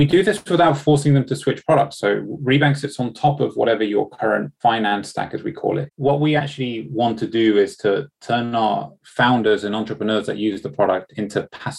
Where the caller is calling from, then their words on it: London, United Kingdom; Thanks for having me. I'm joining from London today.